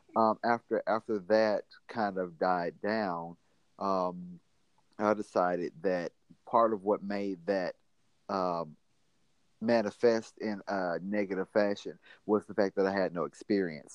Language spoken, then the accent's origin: English; Mississippi, United States; I'm from Mississippi